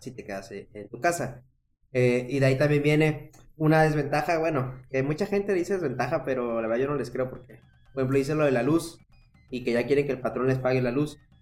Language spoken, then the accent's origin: Spanish; Veracruz, Mexico; moved away as an adult; also born or lived in Tabasco; now in Monterrey, Mexico; yo soy de Veracruz, pero estudié la carrera ahí en Tabasco